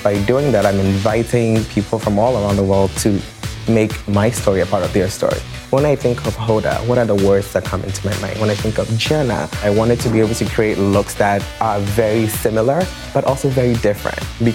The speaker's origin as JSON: {"language": "English", "country": "Ghana", "tie": "born or raised there", "moved": "as an adult", "said": "I grew up in Ghana"}